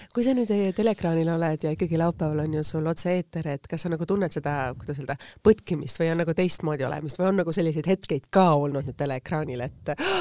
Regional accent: Tallinn, Harju County, Estonia; ma olen ise samamoodi Lasnamäelt pärit

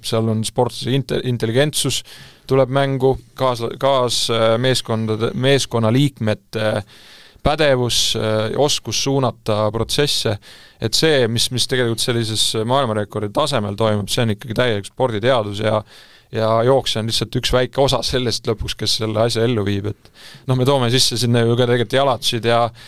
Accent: Estonia; ma olen ju eestlane

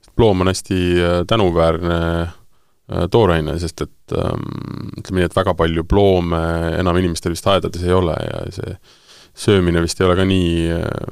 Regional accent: Tartu, Tartu County, Estonia; ma ise olen äh, Tartust pärit

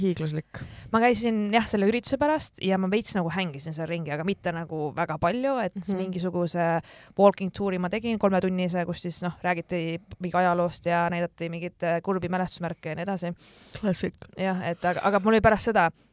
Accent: Estonia; ma olen Eestist

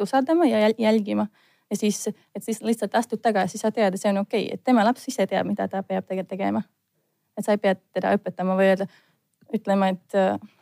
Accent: Latvia; Estonian is a second language; now in Estonia; ma olen lätlane

